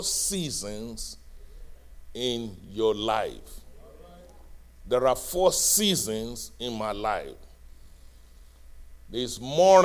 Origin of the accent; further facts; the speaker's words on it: Nigeria; moved away as an adult; also born or lived in Fayetteville, Arkansas; now in United States; when I was growing up in Nigeria